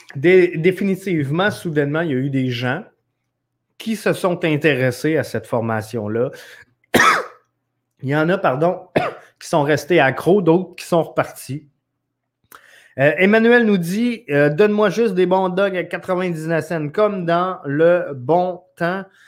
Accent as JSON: {"language": "French", "town": "Quebec City", "region": "Quebec", "country": "Canada", "said": "originairement, je viens de, de Neuchâtel. Alors, euh, c'est, euh, mon petit, euh, patelin à moi"}